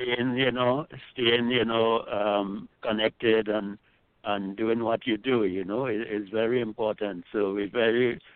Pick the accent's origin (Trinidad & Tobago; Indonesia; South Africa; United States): Trinidad & Tobago; I grew up with in Trinidad